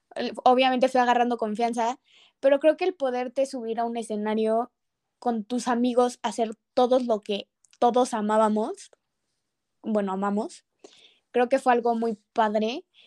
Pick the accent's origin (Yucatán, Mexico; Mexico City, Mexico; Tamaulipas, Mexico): Mexico City, Mexico; yo siendo de Ciudad de México